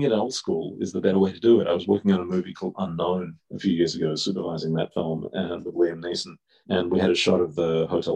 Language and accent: English; Melbourne, Victoria, Australia; moved away; Growing up in Australia